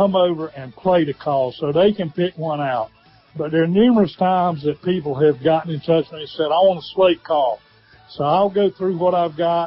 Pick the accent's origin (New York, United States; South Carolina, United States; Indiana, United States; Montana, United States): South Carolina, United States; Cheraw, Chesterfield County; I grew up in Sherrall in Chesterfield County